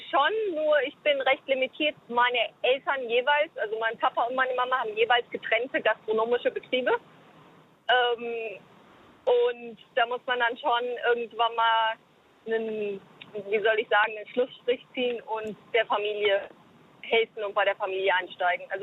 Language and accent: German; South Africa; now in Germany; Also ich bin halt Südafrikanerin, das heißt, ich werde auch wieder zurück in meine Heimat nach Südafrika gehen